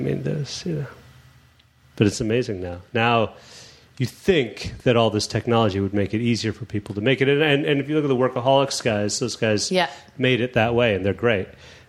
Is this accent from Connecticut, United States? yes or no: no; Chicago, Illinois, United States; moved away as an adult; also born or lived in New York; And I'm from Chicago